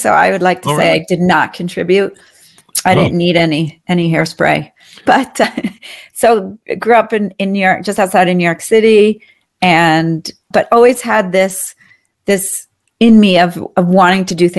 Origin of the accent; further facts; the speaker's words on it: Paris, Île-de-France, France; also born or lived in New Delhi / Hong Kong; So I grew up overseas in Paris mm-hmm. and New Delhi and Hong Kong, and I really developed a curiosity in people during those 7 years.